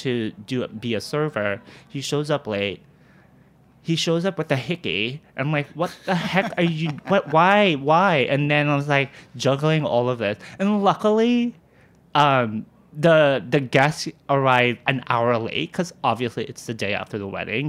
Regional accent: Walnut, California, United States; moved away as an adult; now in New York City, United States; I grew up in the suburbs of Los Angeles, this small little suburb city called Walnut, California.

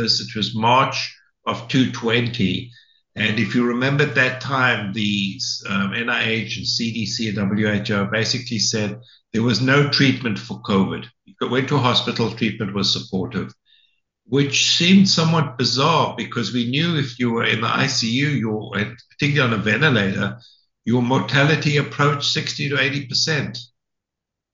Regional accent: South Africa; moved away as an adult; also born or lived in London, Ontario, Canada; now in United States; So I'm South African. I did my training in South Africa in internal medicine.

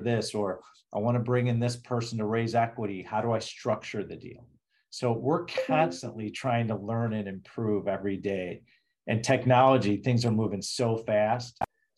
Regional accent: Chicago, Illinois, United States; accent: Chicago; moved away; Being from Chicago, even though I don't live there anymore, is my hometown.

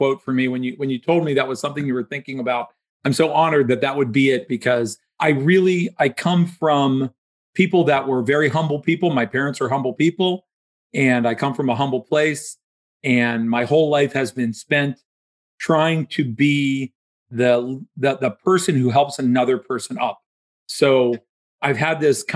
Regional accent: Dayton, Ohio, United States; moved away as an adult; also born or lived in Pittsburgh, Pennsylvania; now in Florida, United States; I grew up in Dayton, Ohio

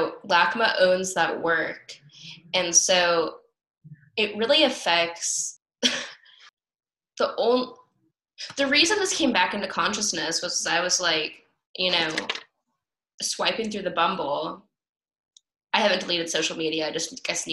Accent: Los Angeles, California, United States; I'm from Los Angeles

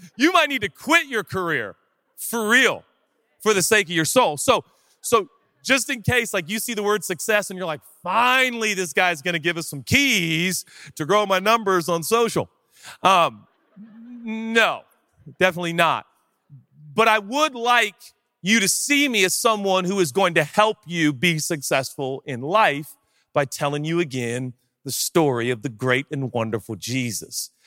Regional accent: Seattle, Washington, United States; now in Los Angeles, United States; Seattle. I grew up there.

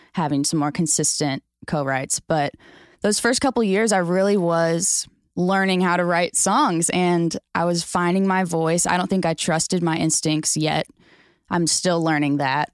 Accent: St. Louis, Missouri, United States; moved away as an adult; now in Nashville, United States; I'm from Saint Louis

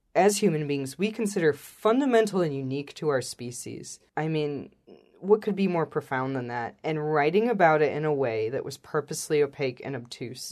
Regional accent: Illinois, United States; moved away as an adult; also born or lived in South Korea / Cambodia / Japan; I grew up in Illinois

